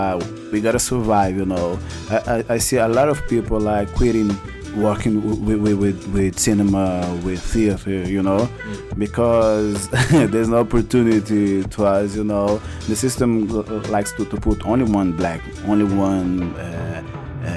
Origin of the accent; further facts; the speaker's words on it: Angola; English is a second language; now in São Paulo, Brazil; I'm from Angola, you know, and I born like during the war